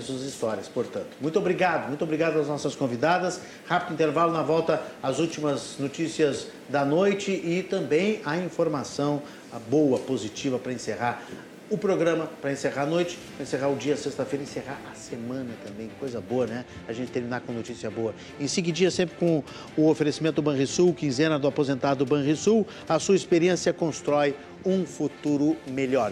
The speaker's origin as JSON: {"language": "Portuguese", "region": "Rio Grande do Sul", "country": "Brazil", "said": "nós que somos gaúchos"}